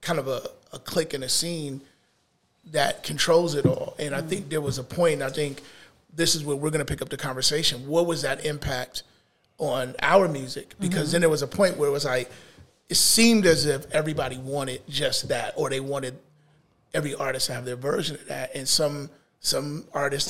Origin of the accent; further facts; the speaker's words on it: Chicago, Illinois, United States; now in Atlanta, United States; Growing up in Chicago... the home of house music